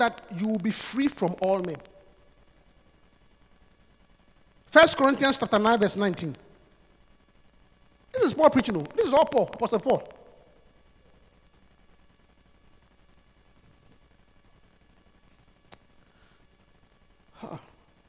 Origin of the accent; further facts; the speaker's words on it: Obuasi, Ashanti, Ghana; the Pentecost church in my hometown of Obuasi